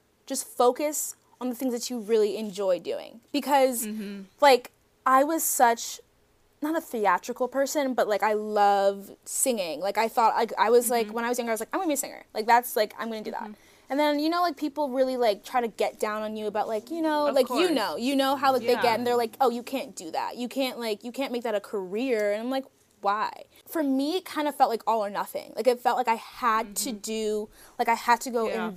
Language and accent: English; New Jersey, United States; I'm from New Jersey